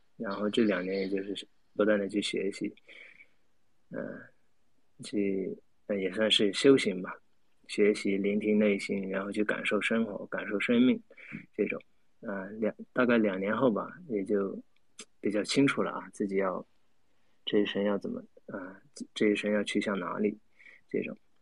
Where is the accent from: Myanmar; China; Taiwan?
Myanmar; 我是来自缅甸，对，我是来自缅甸